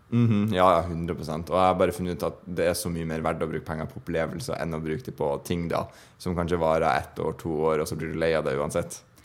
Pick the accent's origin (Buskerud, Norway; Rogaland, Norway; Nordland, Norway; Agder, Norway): Nordland, Norway; Bodø; Bodø by, der jeg er fra